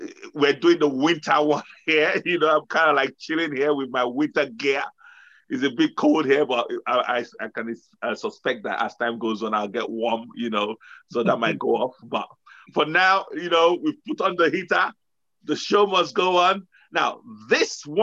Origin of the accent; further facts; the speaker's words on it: Nigeria; now in United Kingdom; I grew up in Nigeria